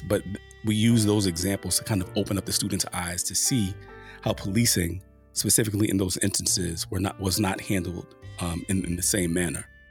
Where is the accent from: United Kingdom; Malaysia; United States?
United States; New York City, New York; my experience with the police growing up in Harlem during the height of the crack cocaine epidemic